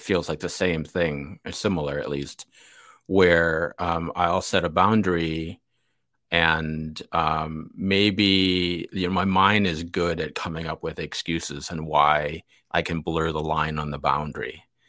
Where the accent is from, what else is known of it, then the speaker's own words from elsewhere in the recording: Chicago, Illinois, United States; I was born in the north side, went to school in the south side, but my family lives in the, in the burbs, west, western burbs of Chicago